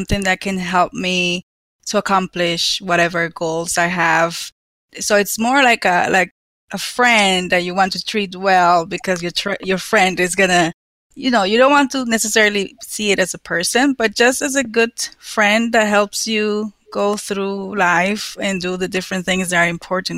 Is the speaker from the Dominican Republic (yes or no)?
yes; Dominican Republic; moved away; I grew up in the Dominican Republic